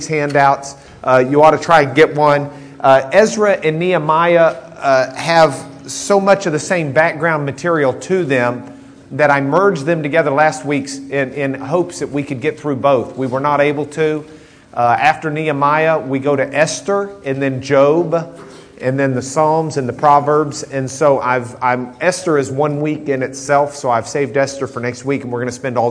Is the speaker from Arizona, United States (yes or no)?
no; Lubbock, Texas, United States; moved away; we grew up in Lubbock